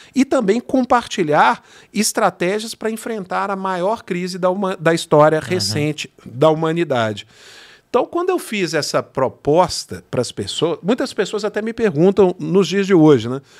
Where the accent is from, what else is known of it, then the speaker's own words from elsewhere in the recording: Belo Horizonte, Minas Gerais, Brazil; accent: mineiro; now in São Bernardo do Campo, Brazil; acho que o sotaque aqui já deu para você entender que não sou é, carioca né? e nem paulista. Sou mineiro de Belo Horizonte